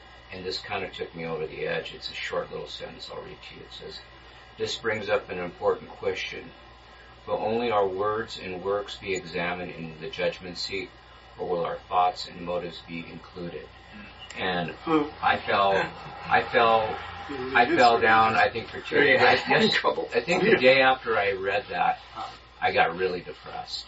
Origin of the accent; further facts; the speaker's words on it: Inland Empire, California, United States; me growing up in the Inland Empire